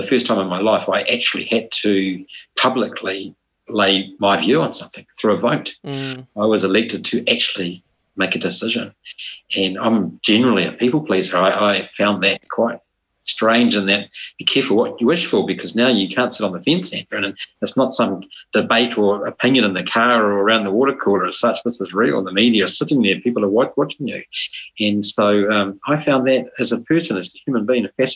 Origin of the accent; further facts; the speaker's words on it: Masterton, Wellington, New Zealand; also born or lived in Hamilton, New Zealand; now in New Plymouth, New Zealand; I'm a 55-year-old Masterton, born and bred Pākehā.